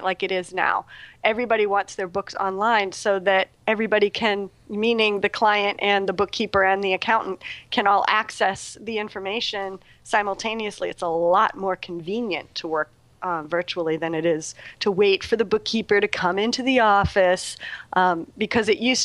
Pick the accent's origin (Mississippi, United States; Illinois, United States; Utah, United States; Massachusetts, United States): Massachusetts, United States; Boston; now in Philadelphia, United States; I'm originally from Boston